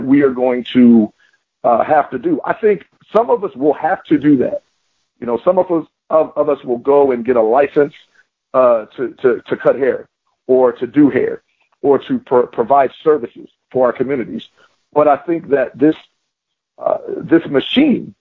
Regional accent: Philadelphia, Pennsylvania, United States; moved away as an adult; also born or lived in Florida; I'm from Philadelphia, I went to school in Florida

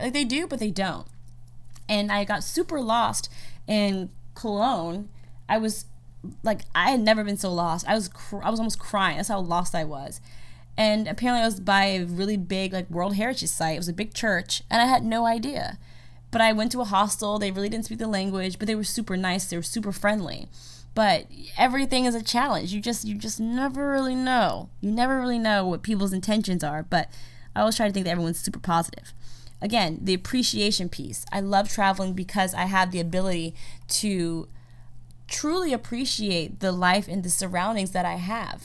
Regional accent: United States; I'm from America

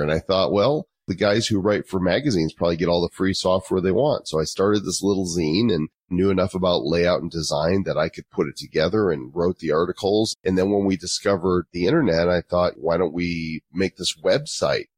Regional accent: Northbrook, Illinois, United States; moved away as an adult; also born or lived in Texas / Oklahoma; now in Colorado, United States; I'm actually from Chicago suburbs, Northbrook, Illinois, which is where the Breakfast Club and Ferris Bueller's Day Off, John Hughes went to my high school

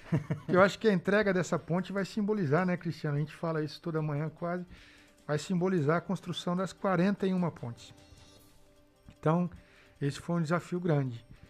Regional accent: Botucatu, São Paulo, Brazil; Eu sou lá da Coab

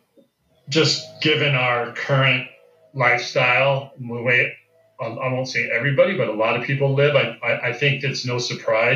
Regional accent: Central Valley of California, United States; I grew up in Central Valley of California, kind of landlocked

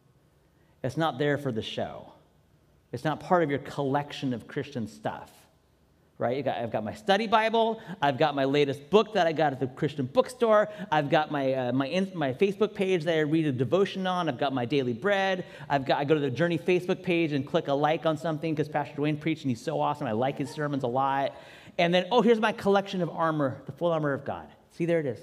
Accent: Seattle, Washington, United States; moved away; a team from my hometown, which means for me still the Mariners when they play baseball. And yes, even sometimes the Seahawks

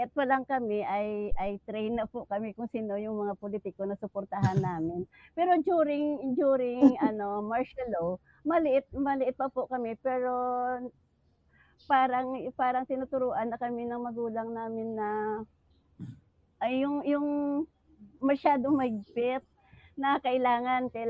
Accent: Negros Island Region, Philippines; doon sa amin sa Negros

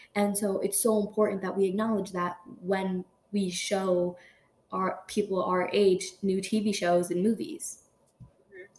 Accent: United States; being born in America like I legally I am an American

